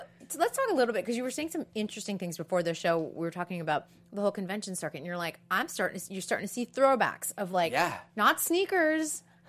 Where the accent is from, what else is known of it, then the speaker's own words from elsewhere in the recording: Massachusetts, United States; I was from Massachusetts, but I'll be from Utah.